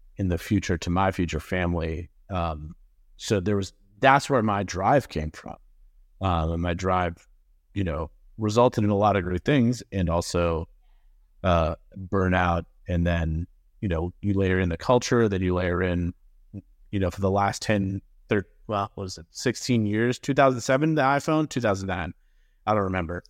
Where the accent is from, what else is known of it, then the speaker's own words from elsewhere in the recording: Massachusetts, United States; now in Greenville, South Carolina, United States; was born and raised in Massachusetts